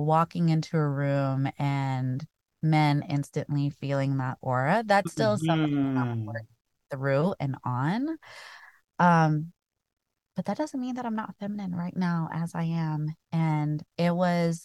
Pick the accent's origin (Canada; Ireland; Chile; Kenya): Kenya; now in United States; as a Kenyan kid